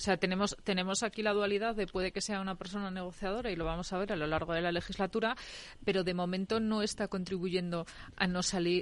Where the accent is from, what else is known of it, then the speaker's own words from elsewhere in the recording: León, Castile and León, Spain; soy leonesa